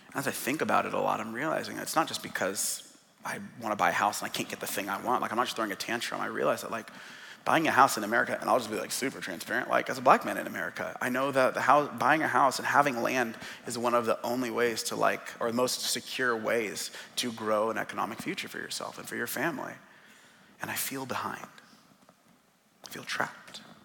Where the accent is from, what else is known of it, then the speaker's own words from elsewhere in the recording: Seattle, Washington, United States; now in Portland, United States; It's being born and raised in Seattle. I was born in the Central District